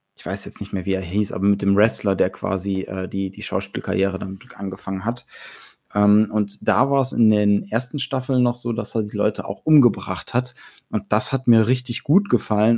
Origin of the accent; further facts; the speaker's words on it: Germany; bei uns in Deutschland